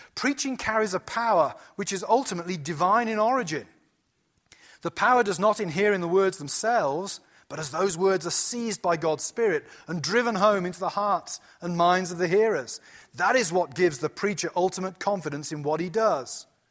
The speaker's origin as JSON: {"language": "English", "country": "United Kingdom", "moved": "as an adult", "lives_now": "United States", "said": "when you come to America as British"}